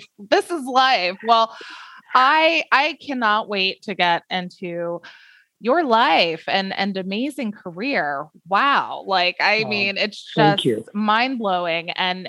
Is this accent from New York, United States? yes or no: no; Colton, California, United States; I'm from Colton, which is in San Bernardino County.